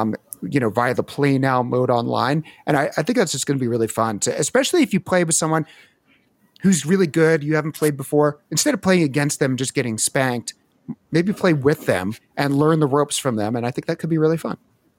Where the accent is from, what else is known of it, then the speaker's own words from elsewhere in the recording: Philadelphia, Pennsylvania, United States; We didn't have much of a lawn growing up in Philly.